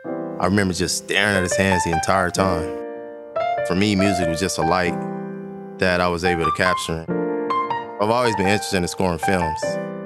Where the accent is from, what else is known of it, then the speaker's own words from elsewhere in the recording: Compton, California, United States; I'm from Compton, born and raised.